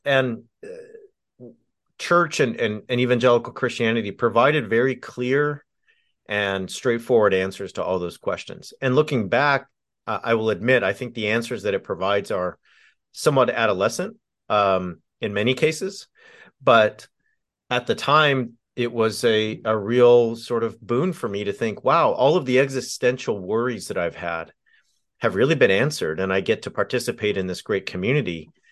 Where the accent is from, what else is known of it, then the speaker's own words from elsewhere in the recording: Southern California, United States; I grew up in Southern California